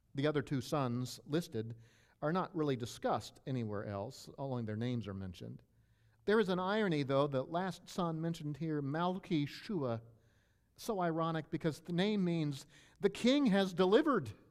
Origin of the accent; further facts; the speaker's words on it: Maryland, United States; moved away; I grew up in Maryland